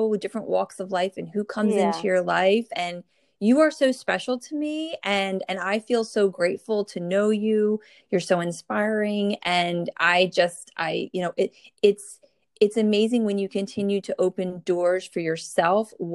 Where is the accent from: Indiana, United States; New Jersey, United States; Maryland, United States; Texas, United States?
New Jersey, United States; born or raised there